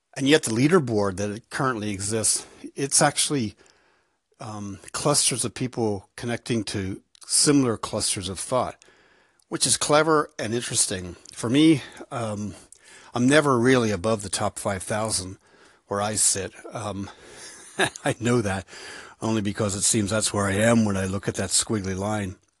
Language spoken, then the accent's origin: English; United States; now in Ireland; I'm an American in Ireland